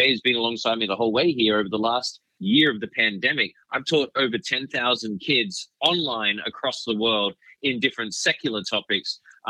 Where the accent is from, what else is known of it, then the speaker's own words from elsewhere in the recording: Australia; now in United States; I was born and raised in Australia, currently live in the United States as an American Australian.